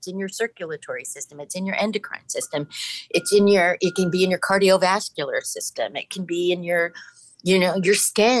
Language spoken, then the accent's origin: English; Manhattan Beach, California, United States; I grew up in Manhattan Beach. And when I grew up there, I mean, I literally grew up in a … song. It was, you know, the 60s and 70s. And it was a smaller town